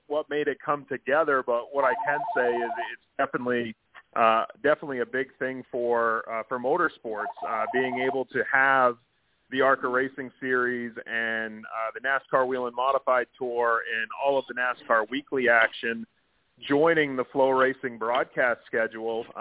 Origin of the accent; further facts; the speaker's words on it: Maine, United States; I'm from Maine. So I grew up really close to a track called Oxford Plains Speedway